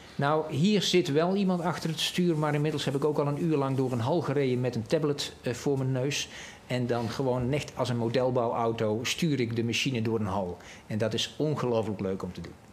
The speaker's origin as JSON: {"language": "Dutch", "region": "North Brabant", "country": "Netherlands", "said": "ik ben een Brabander"}